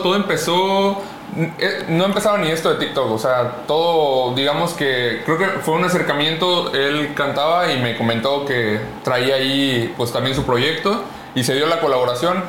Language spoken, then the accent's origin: Spanish; Acapulco, Guerrero, Mexico; soy de Acapulco